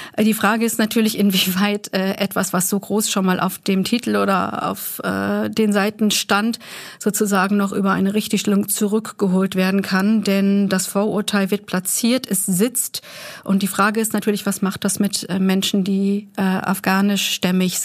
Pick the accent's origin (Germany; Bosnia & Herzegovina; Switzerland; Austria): Germany; wir als Deutsche